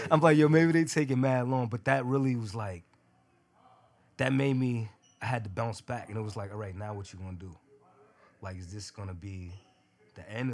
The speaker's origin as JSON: {"language": "English", "town": "New York City", "region": "New York", "country": "United States", "tie": "born or raised there", "said": "I'm a kid from Brooklyn from the hood"}